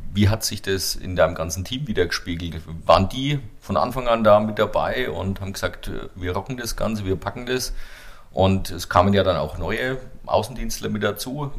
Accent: Bavaria, Germany; als Franke

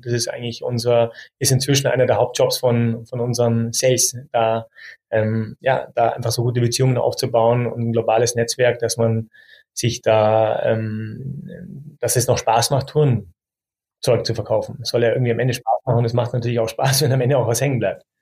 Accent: Munich, Bavaria, Germany; als geborener Münchner

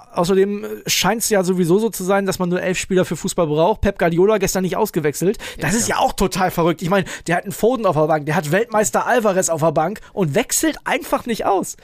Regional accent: Northern Germany, Germany; aus Norddeutschland wie ich kommst du nicht

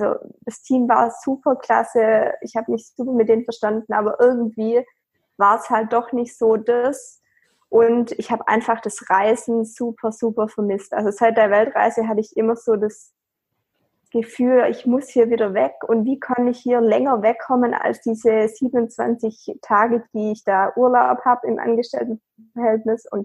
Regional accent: Baden-Württemberg, Germany; Ich bin 26 Jahre alt und ich komme aus der Nähe von Stuttgart

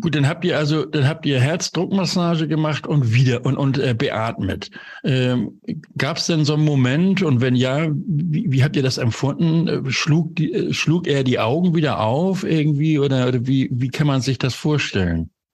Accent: Hamburg, Germany; Hamburg ist meine Geburtsstadt. Dort bin ich groß geworden.

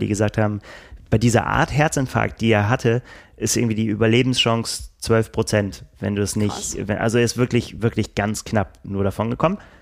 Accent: Northern Germany, Germany; wir als Norddeutsche

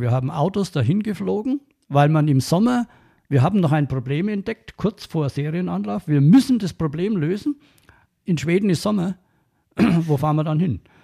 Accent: Franconia, Bavaria, Germany; accent: Franconian; meinen fränkischen Dialekt

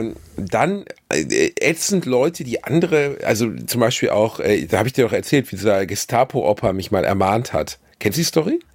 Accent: Germany; accent: German; mit meinem schlechten deutschen Dialekt

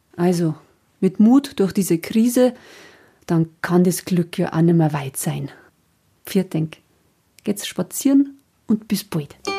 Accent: Passau area, Bavaria, Germany; moved away; wenn ich mich in meiner alten Heimat aufhalte

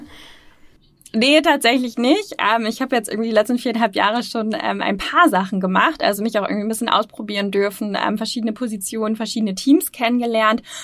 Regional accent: Osnabrück, Lower Saxony, Germany; moved away as an adult; now in Hamburg, Germany; ich komme ursprünglich nicht aus Hamburg, ähm, sondern, ähm, ja, ähm, ähm, südlich Niedersachsen, ähm, Osnabrück

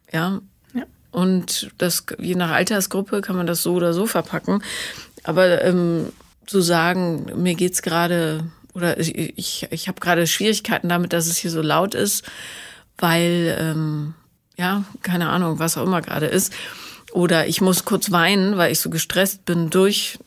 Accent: Bonn, North Rhine-Westphalia, Germany; ich bin ja in Bonn aufgewachsen

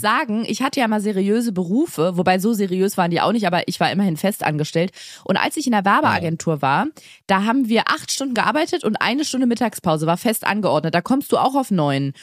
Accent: Berlin, Germany; Ich bin in einem Bezirk groß geworden in Berlin

